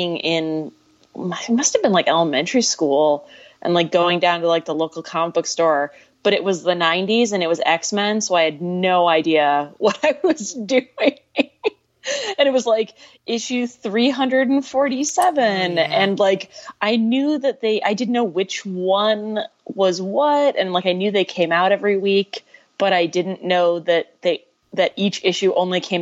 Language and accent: English; Detroit, Michigan, United States; I grew up right outside Detroit.